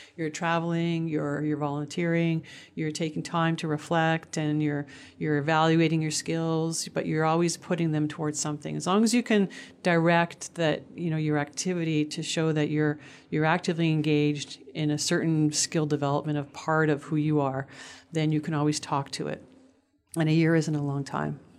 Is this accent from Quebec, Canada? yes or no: yes; Montreal, Quebec, Canada; moved away; also born or lived in Toronto; I grew up in Montreal on the subways all the time with the buses